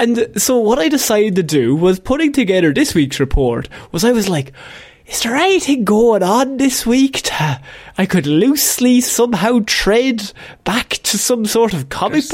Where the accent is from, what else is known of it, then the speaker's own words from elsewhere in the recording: Ireland; We grew up in Christianity, Ireland